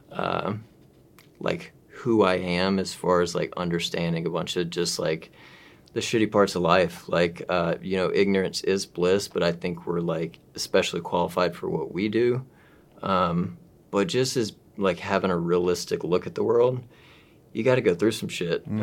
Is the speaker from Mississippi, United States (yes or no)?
yes; Mississippi, United States; I'm from Mississippi